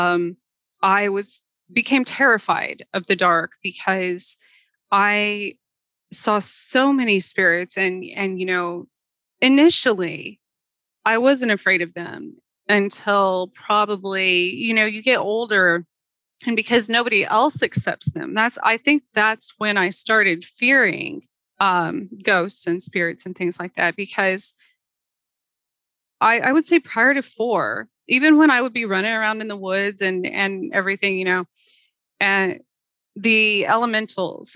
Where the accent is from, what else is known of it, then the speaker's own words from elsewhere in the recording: Gila wilderness, southwestern New Mexico, United States; also born or lived in Roswell, New Mexico; now in Kansas, United States; I was born outside of Roswell, but then we moved to the southwestern corner. I was in the middle of the Gila wilderness for most of the younger part of my childhood.